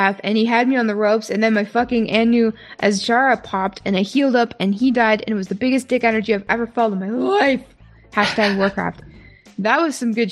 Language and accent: English; Canada; accent: Canadian; moved away; I do say a boot sometimes. My mom's coming to visit in a few weeks, so expect my accent to spike up again. And I am going to be visiting home sometime within the next few months